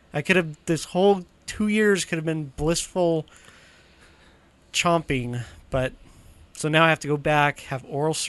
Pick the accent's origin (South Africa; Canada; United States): United States; Boise, Idaho; That's why sometimes I just say, oh, I'm from Boise area.